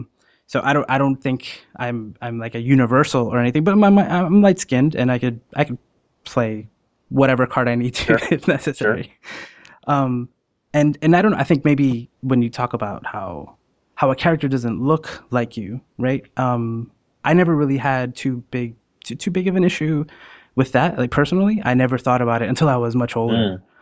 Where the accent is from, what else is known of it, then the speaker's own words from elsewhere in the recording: Puerto Rico; I was born in Puerto Rico, so I'm Hispanic.